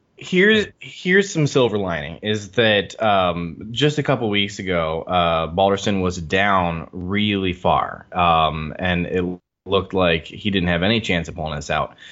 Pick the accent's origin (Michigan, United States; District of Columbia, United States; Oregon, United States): Michigan, United States; my hometown